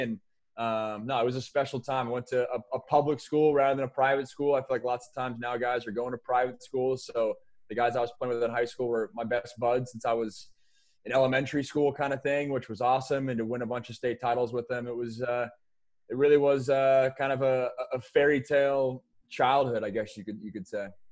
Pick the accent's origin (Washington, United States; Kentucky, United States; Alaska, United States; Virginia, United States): Washington, United States; Sammamish; also born or lived in Seattle / Bellevue; I'm from Sammamish. I went to Skyline, which was the, uh, one of the powers in the state of Washington